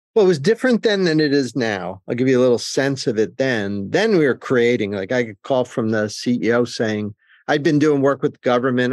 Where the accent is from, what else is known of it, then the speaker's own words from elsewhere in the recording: New Jersey, United States; I grew up in New Jersey